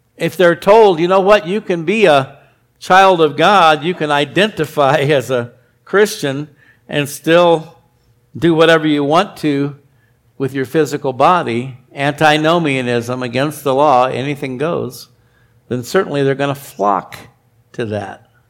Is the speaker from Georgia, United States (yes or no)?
no; Arizona, United States; when I was a kid, I grew up in Arizona